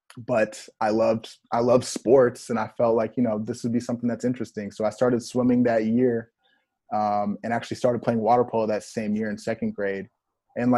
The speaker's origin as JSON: {"language": "English", "town": "Houston", "region": "Texas", "country": "United States", "tie": "born or raised there", "also_born_or_lived": "Minnesota"}